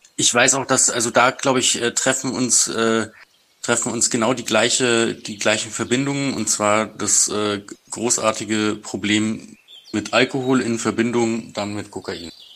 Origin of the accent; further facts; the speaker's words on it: outskirts of Munich, Bavaria, Germany; komm aus, aus dem Umland von München, sagen wir mal. Also nicht direkt aus München, aber aus dem, aus dem Speckgürtel um München rum.